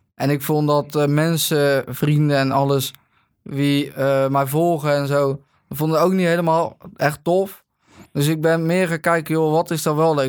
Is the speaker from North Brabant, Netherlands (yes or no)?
no; Katwijk, South Holland, Netherlands; Ik kom uit Katwijk